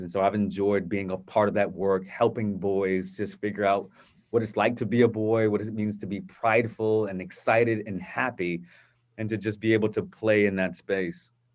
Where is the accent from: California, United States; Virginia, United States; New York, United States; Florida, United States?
Virginia, United States; Virginia Beach; growing up in a, a wonderful environment uh, in Virginia Beach with my family